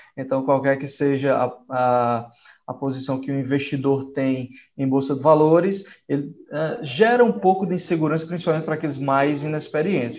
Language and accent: Portuguese; Northeast Region, Brazil; sou lá do Nordeste